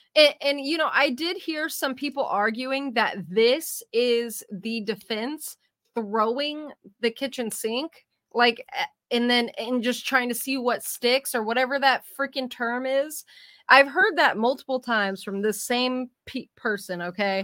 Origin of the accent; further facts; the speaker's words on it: California, United States; also born or lived in San Diego; I'm from California too